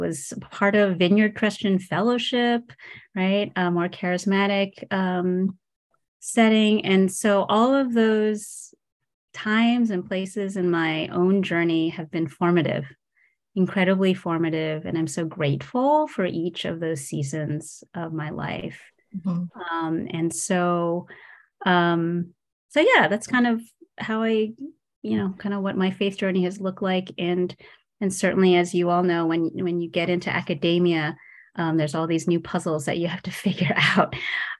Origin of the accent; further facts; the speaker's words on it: New Jersey, United States; I grew up in New Jersey. My parents immigrated from Taiwan